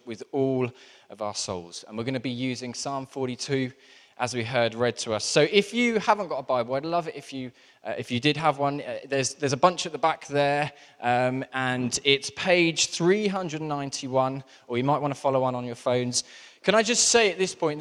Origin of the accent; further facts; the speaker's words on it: Southampton, South East England, United Kingdom; I grew up in Southampton, which is very close to the New Forest.